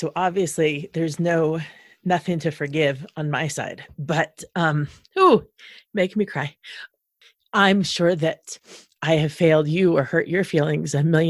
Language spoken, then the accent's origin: English; New Jersey, United States; a friend who I grew up with in New Jersey